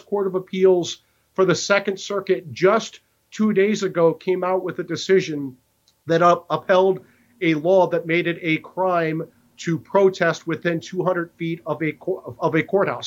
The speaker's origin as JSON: {"language": "English", "region": "Iowa", "country": "United States", "said": "Chairman Chuck Grassley from Iowa, my home state senator"}